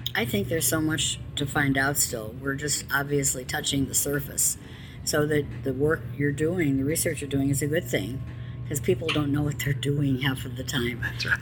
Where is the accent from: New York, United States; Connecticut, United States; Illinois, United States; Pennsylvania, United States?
Illinois, United States; Chicago; I'm from Chicago